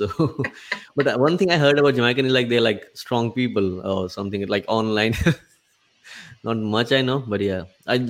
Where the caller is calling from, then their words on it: India; It's from India.